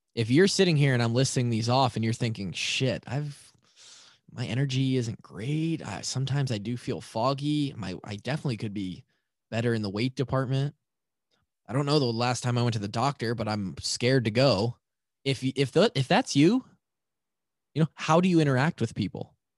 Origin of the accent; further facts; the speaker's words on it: Marshalltown, Iowa, United States; Twenty thirteen, I come from Marshalltown to Iowa City